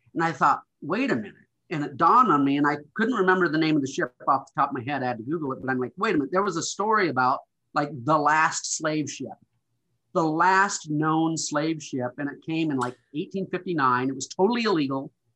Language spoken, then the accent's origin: English; Montana, United States; moved away; growing up in Montana, there, there was just a different attitude here